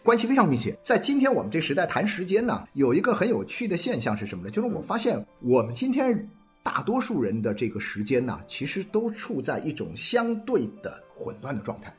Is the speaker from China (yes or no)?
yes; Guangdong, China; 我们广东话叫没搞电